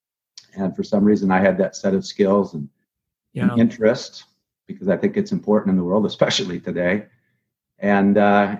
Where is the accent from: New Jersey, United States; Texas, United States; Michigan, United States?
Michigan, United States; Grand Rapids; moved away as an adult; now in Palm Beach, United States; I grew up in Grand Rapids